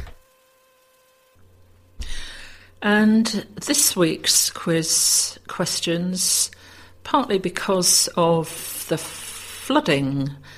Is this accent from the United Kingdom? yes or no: yes; Kent, South East England, United Kingdom; I was born in Kent, and after working elsewhere for several years, moved into a small village in West Kent, where I had lots of friends and lived happily for 33 years